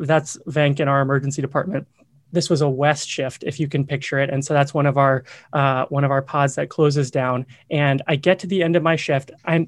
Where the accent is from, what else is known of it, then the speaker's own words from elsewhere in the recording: Myanmar; also born or lived in Vietnam; I grew up overseas. I grew up in Southeast Asia. I spent a couple years in Vietnam, most of my childhood in Myanmar, and came back to the US to UNC for undergraduate and med school.